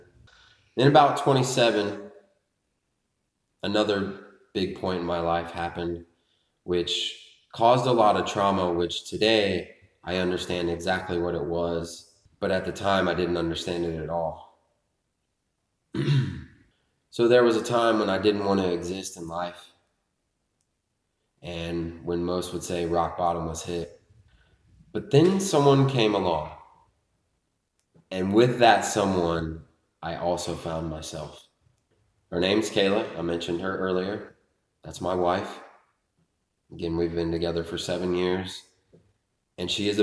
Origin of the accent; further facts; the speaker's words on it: Lebanon, Ohio, United States; also born or lived in Richmond, Indiana; we moved to Lebanon, Ohio when I was 5